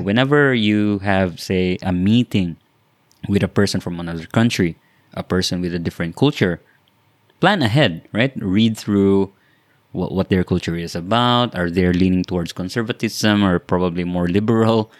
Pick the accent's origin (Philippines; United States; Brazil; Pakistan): Philippines